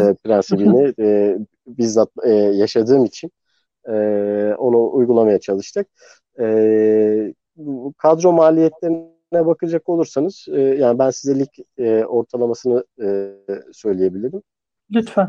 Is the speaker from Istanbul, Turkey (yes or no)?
yes; Istanbul, Turkey; also born or lived in New York, United States; İstanbul'da büyüdüm